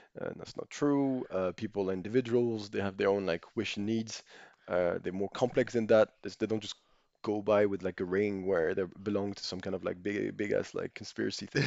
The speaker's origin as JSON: {"language": "English", "country": "Monaco", "tie": "born or raised there", "said": "I grew up in Monaco, but I'm French"}